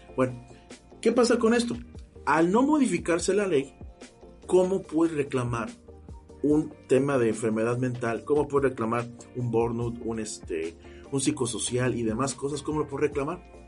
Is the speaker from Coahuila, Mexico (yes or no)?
no; Mexico City, Mexico; moved away as an adult; now in Veracruz, Mexico; soy oriundo de la Ciudad de México, pero asignado ya acá en Veracruz.